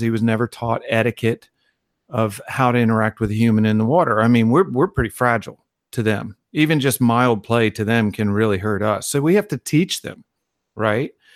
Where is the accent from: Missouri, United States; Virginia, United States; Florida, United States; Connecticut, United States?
Virginia, United States; moved away; I was in Virginia, nowhere near an ocean